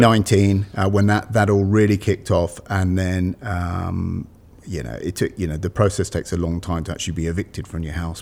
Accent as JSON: {"language": "English", "country": "United Kingdom", "tie": "born or raised there", "also_born_or_lived": "London", "moved": "as an adult", "lives_now": "Malvern, United Kingdom", "said": "I was born just outside London"}